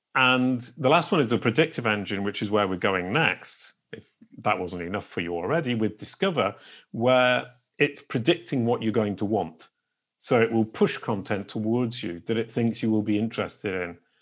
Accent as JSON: {"language": "English", "region": "England", "country": "United Kingdom", "moved": "yes", "lives_now": "France", "said": "I live in France and I'm an English person who's now become French"}